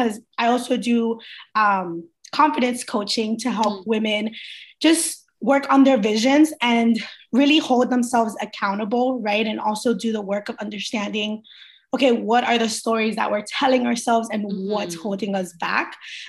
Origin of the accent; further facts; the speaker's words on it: Queens, New York, United States; also born or lived in Barranquilla, Colombia / Miami, United States; so I was born in Barranquilla, Colombia, and I was raised in between Queens, New York, and Miami, Florida.